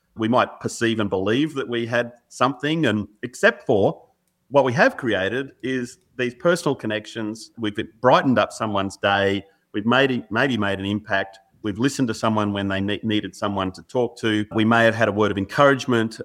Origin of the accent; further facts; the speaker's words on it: Australia; growing up in Australia, particularly in the seventies and eighties and nineties